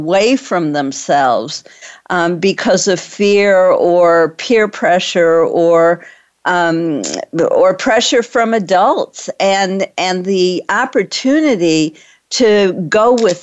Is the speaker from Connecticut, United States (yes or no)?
no; Detroit, Michigan, United States; moved away; I'm from Detroit